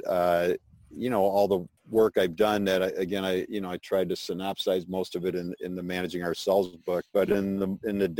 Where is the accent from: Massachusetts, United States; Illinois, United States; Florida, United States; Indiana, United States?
Illinois, United States; Chicago; I grew up in Chicago